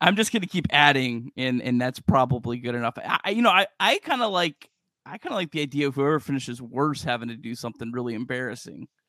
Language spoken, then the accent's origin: English; Cincinnati, Ohio, United States; I grew up in Cincinnati.